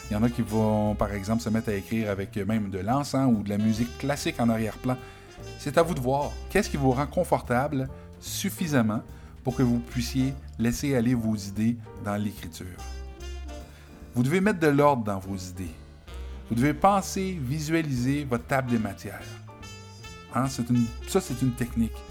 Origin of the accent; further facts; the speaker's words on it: Quebec, Canada; accent: Quebec French; Donc moi, évidemment, j'ai un accent québécois